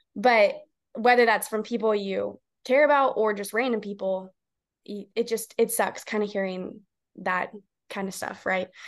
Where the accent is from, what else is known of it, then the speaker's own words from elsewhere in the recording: The Woodlands, Texas, United States; also born or lived in College Station, Texas; now in Houston, United States; I have been born and raised in Texas. Um, I grew up in the woodlands, Texas